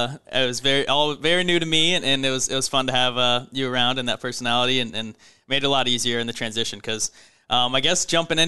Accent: St. Louis, Missouri, United States; also born or lived in California / Indiana; moved to St. Louis in kindergarten and grew up there

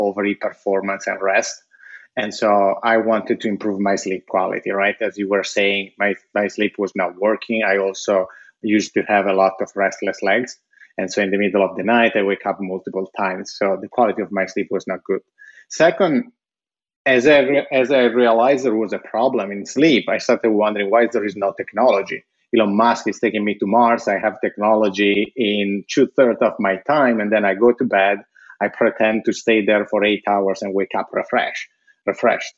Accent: Italy; moved away; when I was growing up in Italy

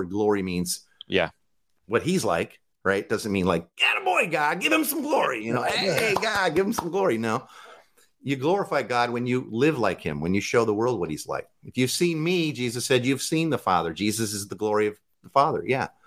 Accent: Midwest, United States; Like I, we, I'm from the Midwest. Barbecue. It's a grill.

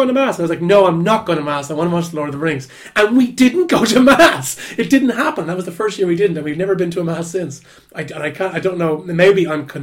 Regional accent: Dublin, Leinster, Ireland; I live out in Walkinstown, my family home is out in Walkinstown

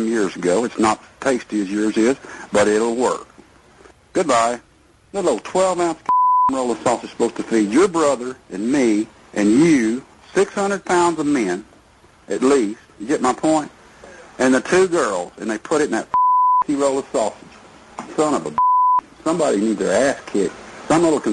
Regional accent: Texas, United States; I'm not from the North. I'm a Texas man

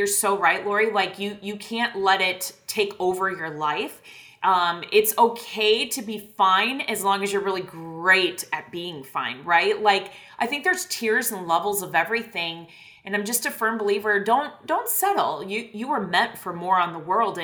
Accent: Iowa, United States; moved away as an adult; now in Texas, United States; I grew up in Iowa, out in the middle of a cornfield.

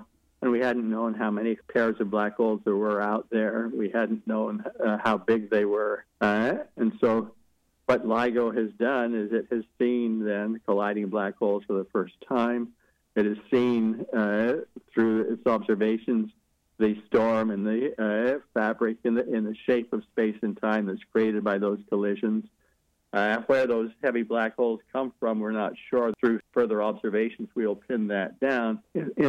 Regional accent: Logan, Utah, United States; teenager growing up in Logan, Utah

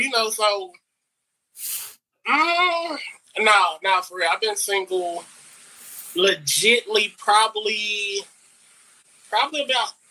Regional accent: Memphis, Tennessee, United States; I'm 28 from Memphis.

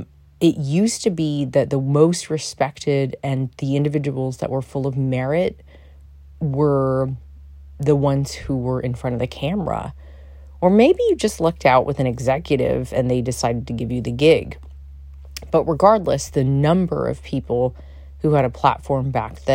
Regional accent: New York, United States; I'm a New Yorker

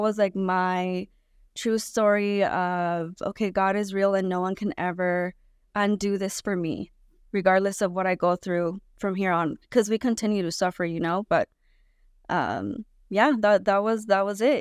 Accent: California, United States; also born or lived in Guanajuato, Mexico; I was born in Mexico, but I was raised in California

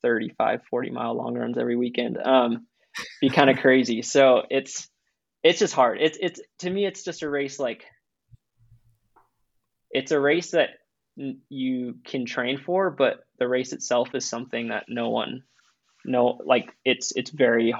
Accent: East Coast, United States; now in Boulder, United States; I'm from the East Coast

